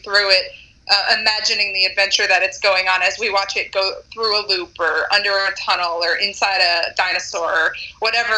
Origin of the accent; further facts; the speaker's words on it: Pennsylvania, United States; moved away; I grew up in Pennsylvania on the East Coast